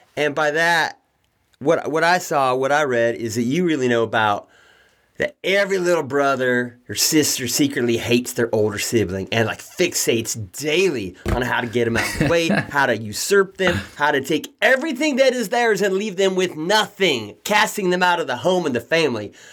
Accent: Redding, California, United States; I grew up in Redding, California

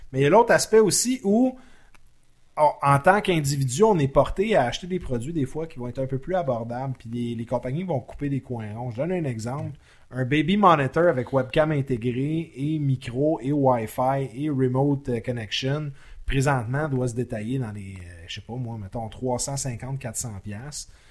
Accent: Laval, Quebec, Canada; je viens de Laval

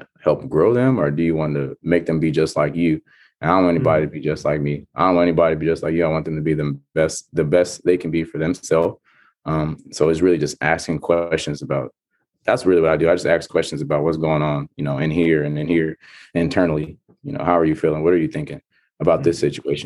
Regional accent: Stockton, California, United States; now in Fargo, United States; growing up in Stockton

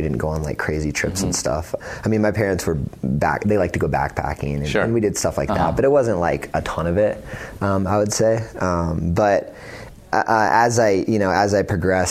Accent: Northern California, United States; I grew up in Northern California

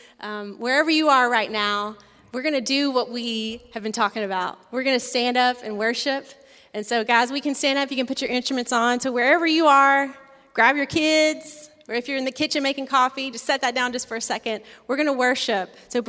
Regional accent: Tennessee, United States; Nashville. I'm from Tennessee.

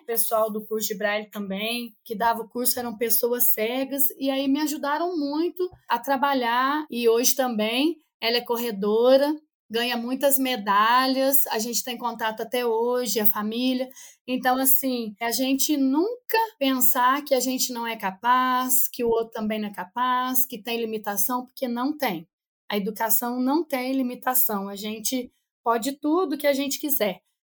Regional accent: Cambuquira, Minas Gerais, Brazil; also born or lived in Três Corações; Eu não sou de Três Corações, sou de Cambuquira, uma cidade vizinha

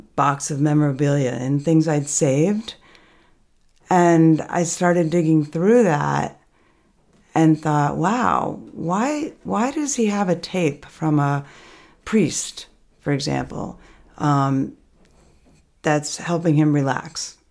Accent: Albany, New York, United States; also born or lived in Manhattan / Bolton Valley, Vermont; now in Stowe, United States; growing up in Albany

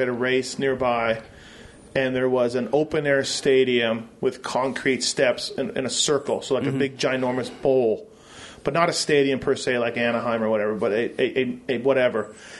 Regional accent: Canada; I'm not American. I'm Canadian.

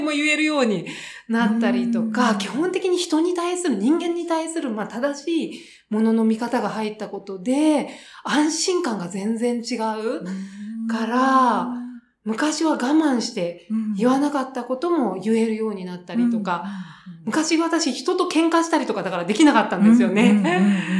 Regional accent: Japan; 私が日本に生まれて

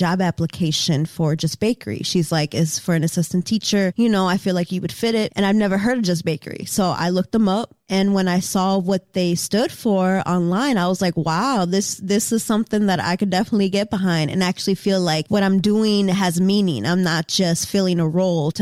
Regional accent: Madison, Wisconsin, United States; also born or lived in New York; I grew up in Madison. I've been here since I was 10

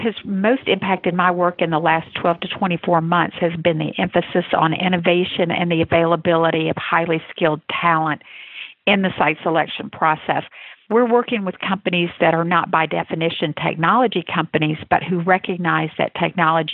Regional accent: Atlanta, Georgia, United States; which I'm happy to say was in my hometown.

